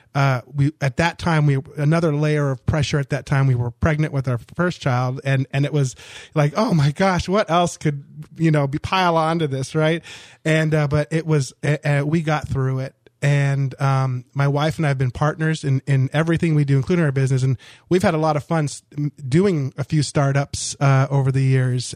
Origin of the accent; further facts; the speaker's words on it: Orange County, Southern California, United States; moved away as an adult; also born or lived in Miami, Florida; I grew up in Southern California, Orange County, a very conservative county.